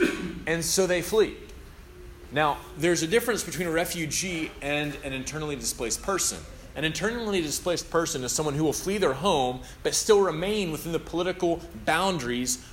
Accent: United States; also born or lived in Tennessee; now in Louisville, United States; I'm from Alabama and Tennessee

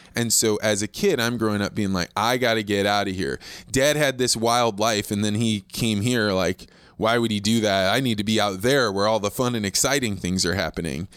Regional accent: Eureka, Illinois, United States; moved away; I grew up in Eureka, Illinois.

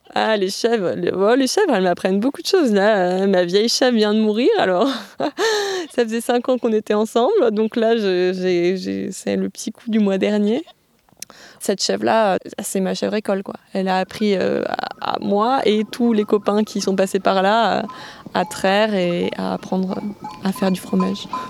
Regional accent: Aveyron, Occitania, France; also born or lived in Albi; now in Verfeil-sur-Seye, France; je suis née à Albi et j'ai grandi euh, dans l'Aveyron

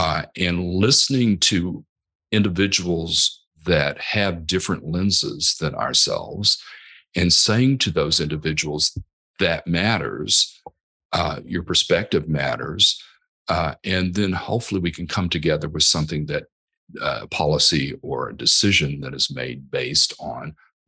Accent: Texas, United States; moved away as an adult; also born or lived in Oklahoma; My native home state where I was born, Oklahoma, is not too great on the LGBTQ plus decisions that they make with regard to that, and very anti, if anything. In the same way with Texas, I grew up mostly in Texas.

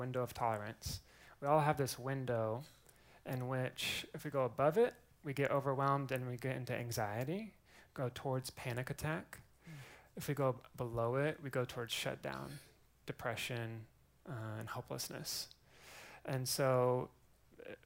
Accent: Eugene, Oregon, United States; also born or lived in Waco, Texas; now in Austin, United States; I'm originally from Eugene, Oregon. Grew up there

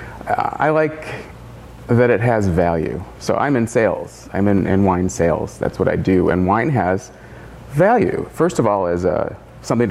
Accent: United States; also born or lived in Detroit, Michigan / Turkey; I moved back to the United States, tried to continue in the carpet business

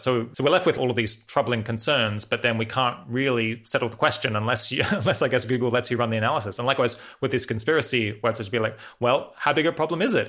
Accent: Australia; moved away; I'm originally from Australia.

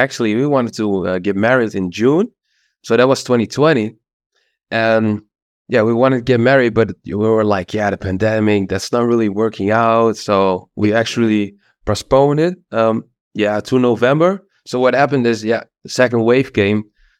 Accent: east of the Netherlands, Netherlands; English is a second language; Well, actually, I grew up in the Netherlands. I'm Dutch, in the east of the Netherlands.

